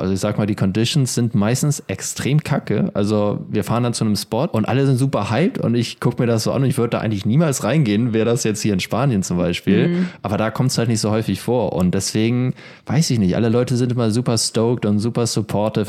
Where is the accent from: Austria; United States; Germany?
Germany; ich bin in der Ostsee aufgewachsen